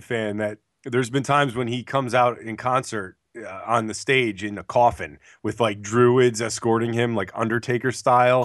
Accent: New Jersey, United States; I'm from Jersey

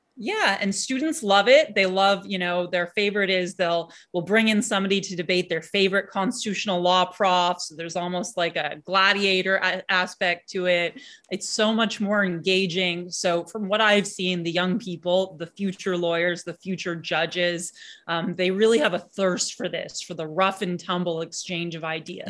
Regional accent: Canada; as Canadian citizens

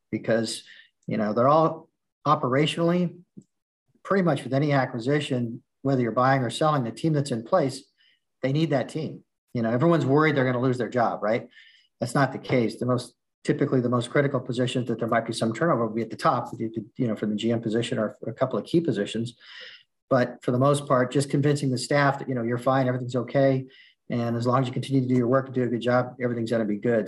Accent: Southern California, United States; moved away as an adult; now in Midwest, United States; I'm from Southern California. That's I, I lived there up until last year, my whole life

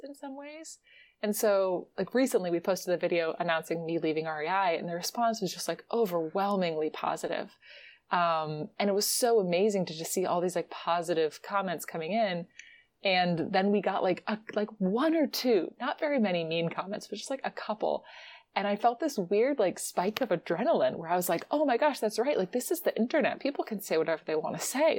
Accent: Virginia, United States; moved away; also born or lived in West Coast; I'm from Virginia

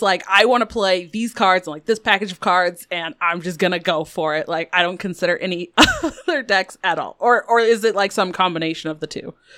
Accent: Colorado, United States; I grew up in Colorado

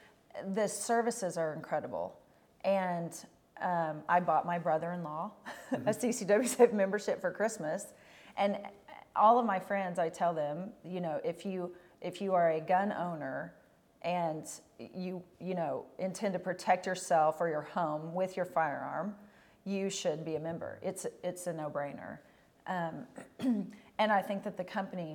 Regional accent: Oklahoma, United States; also born or lived in Texas; I came home from Texas and my first job was in Shawnee in Oklahoma.

